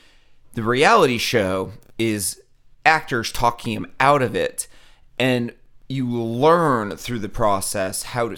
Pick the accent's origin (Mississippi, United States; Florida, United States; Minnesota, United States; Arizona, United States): Florida, United States; I'm from Florida. I'll take 9.